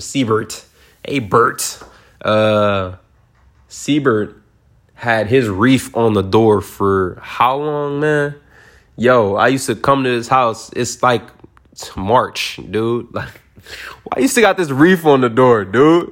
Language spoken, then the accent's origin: English; Detroit, Michigan, United States; I'm from Detroit